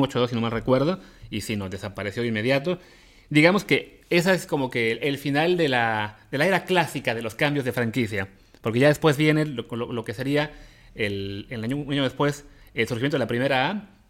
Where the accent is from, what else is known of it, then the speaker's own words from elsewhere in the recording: Veracruz, Mexico; yo nací en Veracruz